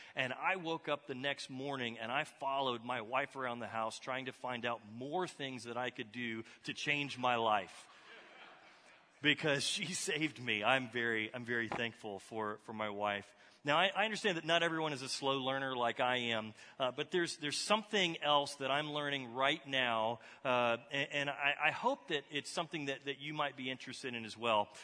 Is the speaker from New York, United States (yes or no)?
no; Texas, United States; moved away; I grew up in Texas